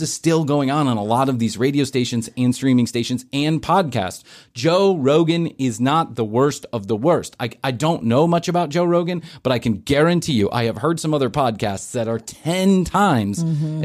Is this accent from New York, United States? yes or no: no; Chicago, Illinois, United States; moved away; also born or lived in Atlanta; when I was growing up in Chicago